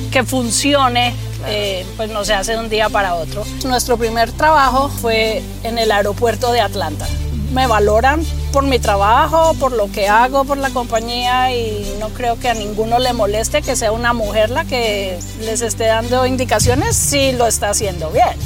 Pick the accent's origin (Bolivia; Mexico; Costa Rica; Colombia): Colombia; moved away as an adult; now in United States; Yo hice mi carrera de ingeniería en Colombia y vine aquí a hacer eh, estudios avanzados.